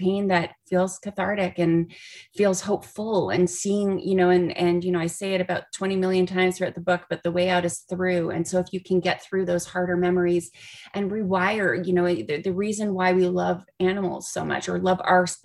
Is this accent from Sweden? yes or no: no; Canada; moved away as an adult; now in Los Angeles, United States; I'm originally from Canada, and he moved to Los Angeles with me.